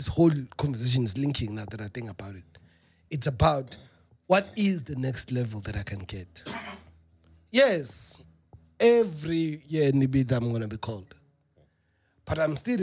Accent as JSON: {"language": "English", "country": "South Africa", "said": "I'm South African"}